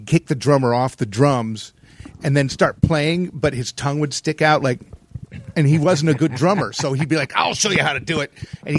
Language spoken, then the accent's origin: English; Connecticut, United States; also born or lived in New Jersey; I grew up in Connecticut